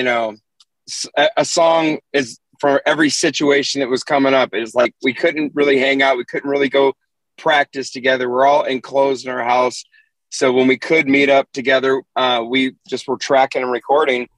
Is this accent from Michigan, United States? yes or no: no; Southern California, United States; also born or lived in Hayward, California / Victorville, California; I'm originally from Southern California